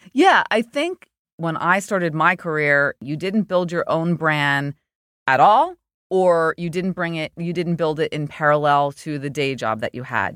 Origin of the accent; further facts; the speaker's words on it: New Jersey, United States; I went to Rutgers in New Jersey, my home state